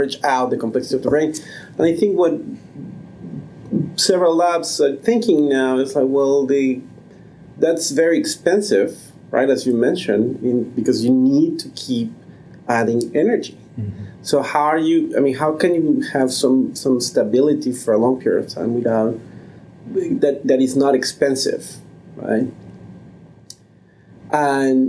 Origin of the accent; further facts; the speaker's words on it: Mexico City, Mexico; moved away; I grew up in Mexico City